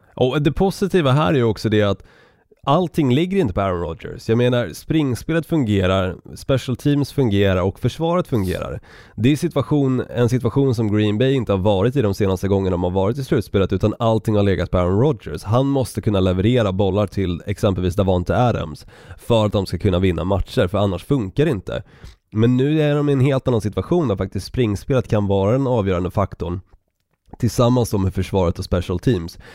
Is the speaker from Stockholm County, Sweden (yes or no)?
yes; Stockholm, Stockholm County, Sweden; accent: stockholmska; moved away; also born or lived in Norrland; jag tycker fortfarande att jag ändå har behållit min stockholmska ganska så bra under tiden som jag har bott på olika destinationer